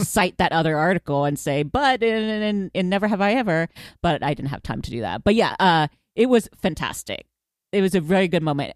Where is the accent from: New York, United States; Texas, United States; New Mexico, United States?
Texas, United States; Houston; I grew up in Houston